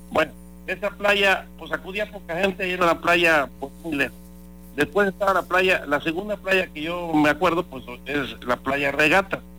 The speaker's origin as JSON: {"language": "Spanish", "region": "Veracruz", "country": "Mexico", "tie": "born there", "said": "pues yo nací en Veracruz, en Jicotenca, en la calle Jicotenca, ¿verdad? A una cuadra de la, a una cuadra de la playa"}